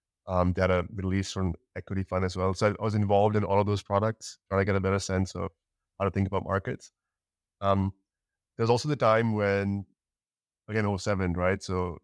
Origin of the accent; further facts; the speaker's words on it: Dubai, United Arab Emirates; moved away as an adult; also born or lived in Pakistan / Canada; So I'm from Pakistan, born and raised in Dubai. And then I went to university in Canada.